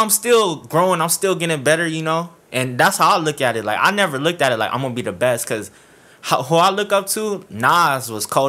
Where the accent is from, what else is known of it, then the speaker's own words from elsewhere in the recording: Buena Park, California, United States; also born or lived in Fountain Valley, California; I'm from Buena Park. I went to Buena Park High till my junior year. Then my dad ended up moving to Found Valley.